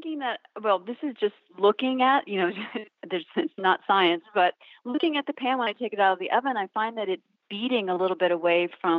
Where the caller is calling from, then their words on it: Wellfleet, Massachusetts, United States; I'm calling from Wellfleet, Massachusetts.